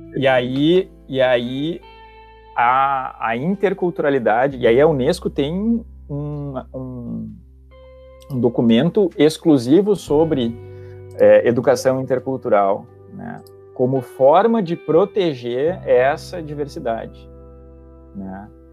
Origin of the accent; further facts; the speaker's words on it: Santa Maria, Rio Grande do Sul, Brazil; moved away; also born or lived in Porto Alegre metropolitan area; eu sou de Santa Maria também, que não é tão longe